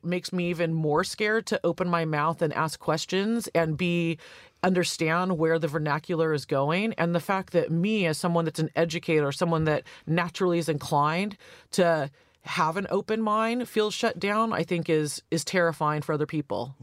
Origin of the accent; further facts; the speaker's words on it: Santa Cruz, California, United States; also born or lived in San Francisco / New York / Los Angeles; I'm from Santa Cruz in California. I grew up with a lesbian mayor